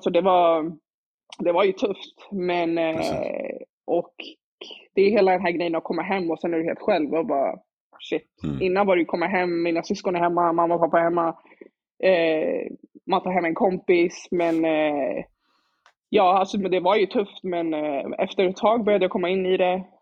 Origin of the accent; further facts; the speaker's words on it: Stockholm, Stockholm County, Sweden; jag växte upp i Dalen med mina barndomskompisar